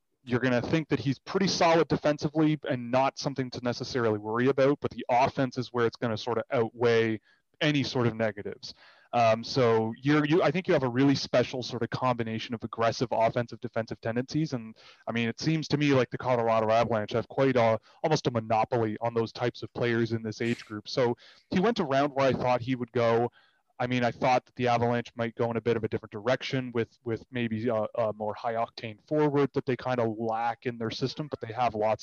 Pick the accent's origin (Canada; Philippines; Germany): Canada; Toronto, Ontario; I grew up in Toronto